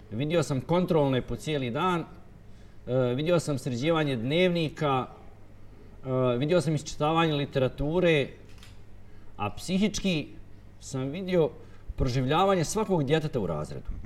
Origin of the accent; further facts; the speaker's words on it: Bosanska Krupa, Federation of Bosnia and Herzegovina, Bosnia & Herzegovina; Ja sam inače iz Boske Krupe, nisam ja iz Bihaća. Ja sam lokal patriota.